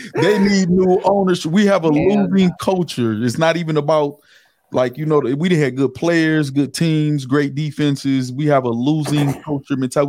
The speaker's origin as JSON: {"language": "English", "town": "River Rouge", "region": "Michigan", "country": "United States", "said": "I, I, am from Michigan. I'm from River Rouge, Michigan."}